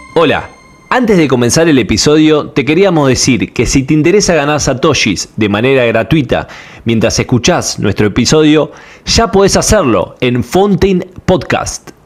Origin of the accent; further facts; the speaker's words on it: Argentina; soy de Argentina